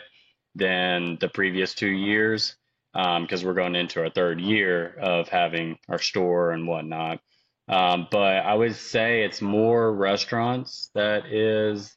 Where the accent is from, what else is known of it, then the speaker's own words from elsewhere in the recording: Aurora, Kentucky, United States; now in Nashville, United States; I'm from Aurora, Kentucky